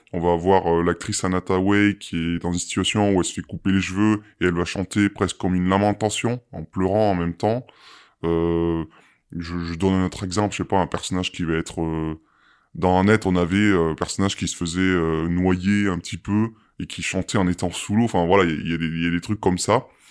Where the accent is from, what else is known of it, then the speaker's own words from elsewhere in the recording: France; chez nous en France